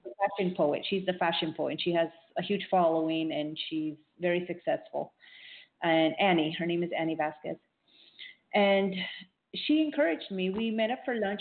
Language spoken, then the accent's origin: English; Miami, Florida, United States; also born or lived in Peru; I grew up in Miami, Florida, South Florida. Uh, I was born in Peru, so I come from a Peruvian family